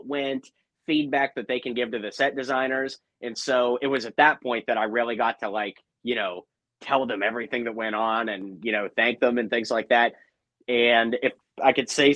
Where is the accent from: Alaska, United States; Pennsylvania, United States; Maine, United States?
Pennsylvania, United States; Pittsburgh; now in Nashville, United States; I grew up in Pittsburgh, Pennsylvania, for example. Wonderful place to grow up.